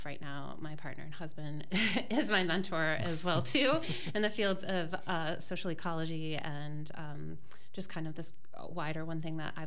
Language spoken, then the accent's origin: English; Michigan, United States; also born or lived in Chicago; I grew up in Michigan. I grew up in the lakes and the trees